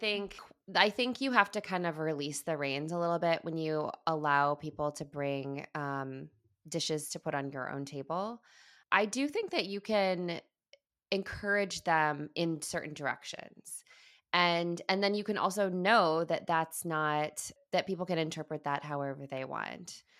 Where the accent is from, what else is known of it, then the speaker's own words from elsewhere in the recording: Midwest, United States; I grew up in the Midwest